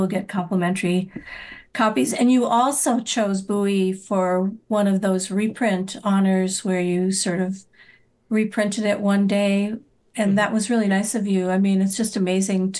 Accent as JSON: {"language": "English", "region": "North Dakota", "country": "United States", "tie": "born or raised there", "moved": "yes", "lives_now": "Iowa, United States", "said": "where I grew up in North Dakota"}